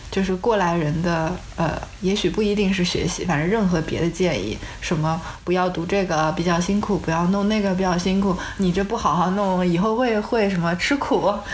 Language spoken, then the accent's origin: Chinese; China; 我们作为中国人